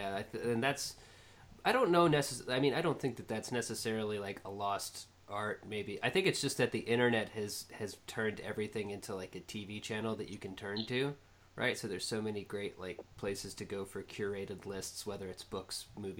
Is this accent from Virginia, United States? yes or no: yes; Fairfax, Virginia, United States; born there; Yep, and I was born in Fairfax.